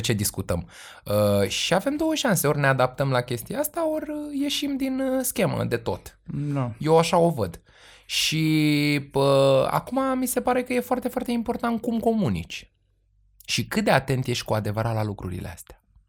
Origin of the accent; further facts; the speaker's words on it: Romania; noi cu toții ca români